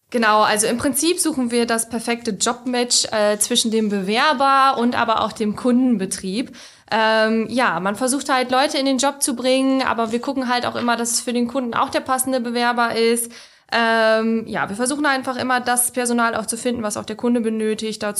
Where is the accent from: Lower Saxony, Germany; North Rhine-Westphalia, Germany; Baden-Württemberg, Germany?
Lower Saxony, Germany; Lingen; Also ich bin in Lingen groß geworden und ich bin eher für Kleinstadt.